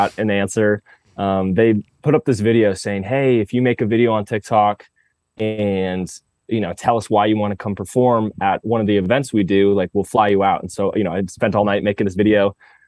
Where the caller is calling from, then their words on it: Los Angeles, California, United States; I'm calling you from LA.